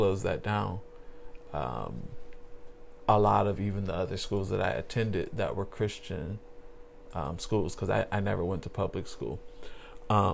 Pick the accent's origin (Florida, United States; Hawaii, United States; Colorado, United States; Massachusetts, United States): Florida, United States; not too far south of Miami; growing up not too far south of Miami